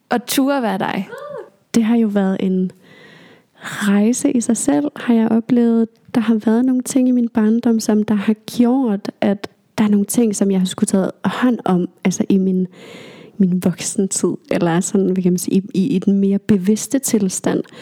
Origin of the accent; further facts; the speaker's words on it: Aalborg, North Denmark Region, Denmark; born there; also born or lived in Greenland; jeg er født i Aalborg, bare lige for at nævne det, og vi har været her i, eller i Aalborg i nogle år, og så flyttet tilbage til Grønland og så videre.